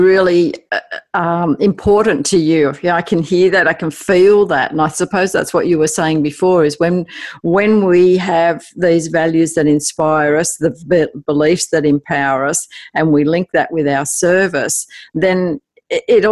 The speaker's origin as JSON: {"language": "English", "country": "Australia", "accent": "Aussie", "said": "my Aussie accent"}